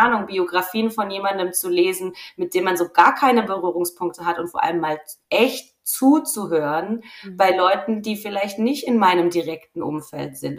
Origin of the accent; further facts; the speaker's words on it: Rhineland-Palatinate, Germany; now in Franconia, Germany; ich bin Pfälzerin